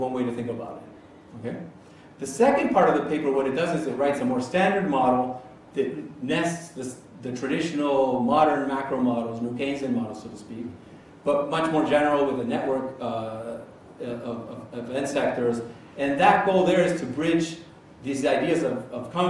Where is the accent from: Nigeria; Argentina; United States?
Argentina; I'm from Argentina.